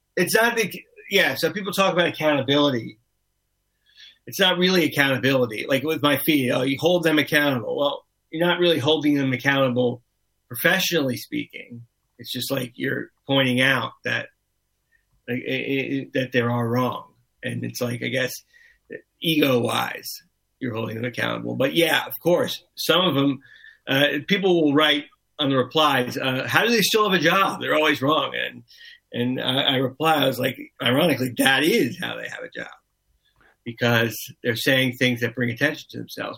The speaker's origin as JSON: {"language": "English", "town": "Miami", "region": "Florida", "country": "United States", "tie": "born or raised there", "said": "I grew up in Miami"}